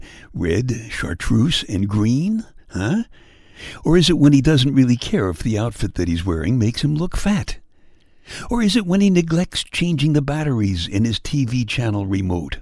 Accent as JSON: {"language": "English", "town": "New York City", "region": "New York", "country": "United States", "tie": "born or raised there", "said": "I was born and brought up in Brooklyn"}